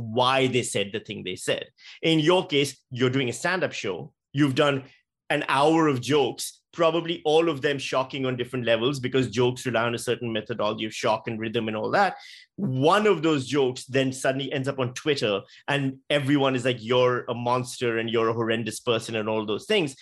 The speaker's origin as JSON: {"language": "English", "town": "Karachi", "region": "Sindh", "country": "Pakistan", "tie": "born or raised there", "moved": "as an adult", "lives_now": "Australia", "said": "as a Pakistani guy who grew up in Pakistan"}